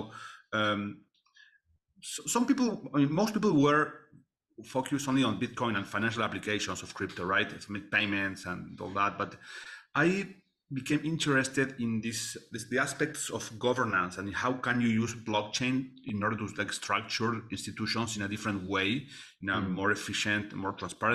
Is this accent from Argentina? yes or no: yes; Argentina; I am from Argentina